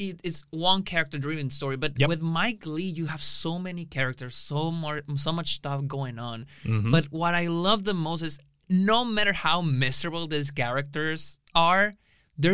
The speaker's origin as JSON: {"language": "English", "country": "Mexico", "tie": "born or raised there", "moved": "as an adult", "lives_now": "Austin, United States", "said": "in Mexico, in my hometown"}